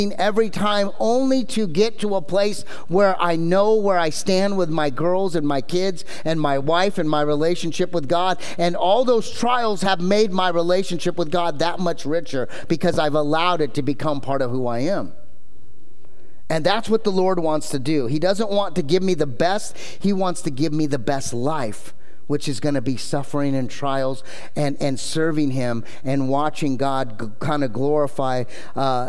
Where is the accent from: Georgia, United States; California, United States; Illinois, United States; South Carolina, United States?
California, United States; Anaheim; I grew up in Anaheim